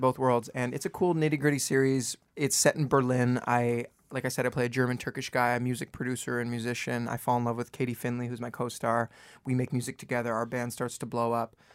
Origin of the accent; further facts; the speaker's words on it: Toronto, Ontario, Canada; moved away as an adult; also born or lived in Vancouver; now in Los Angeles, United States; I was born in Vancouver, and I grew up in Toronto, just the outskirts of Toronto